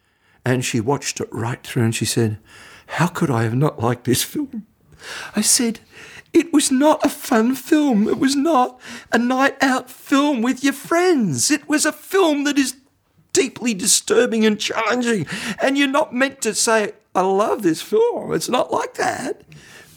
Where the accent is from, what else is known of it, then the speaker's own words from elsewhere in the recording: Belgrave, Victoria, Australia; also born or lived in Camberwell / Box Hill; I grew up in Belgrave. When I was four, my mum and dad and I and my sister lived in Belgrave.